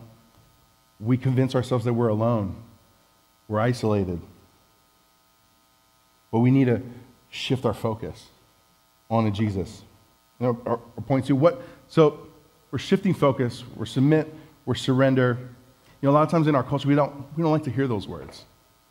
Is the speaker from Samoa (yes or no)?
yes; Samoa; moved away; also born or lived in Hawaii; I was home in Samoa, which, if you didn't know, I was from Samoa. I'm from Samoa.